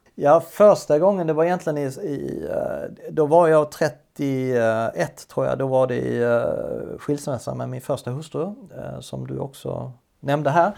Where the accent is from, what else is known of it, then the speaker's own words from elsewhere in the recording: Sweden; moved away as an adult; also born or lived in Denmark; Stod som svensk och skulle läsa danska